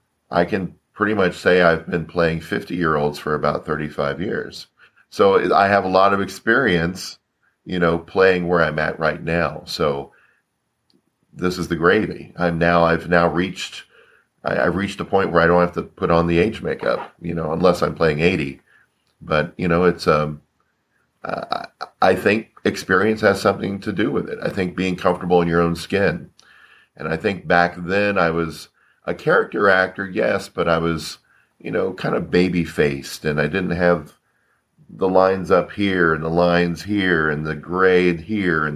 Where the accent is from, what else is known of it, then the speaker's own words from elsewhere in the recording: Florida, United States; moved away as an adult; also born or lived in Orlando, Florida; now in California, United States; I'm from Florida, so I was born in Florida, grew up in Florida, stayed in Florida until around 1999.